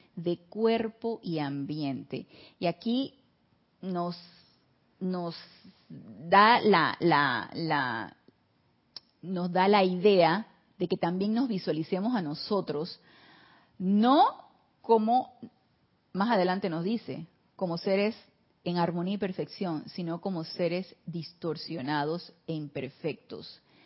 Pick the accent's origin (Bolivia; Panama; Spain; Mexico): Panama; somos sangre latina, tropicales, acá en Panamá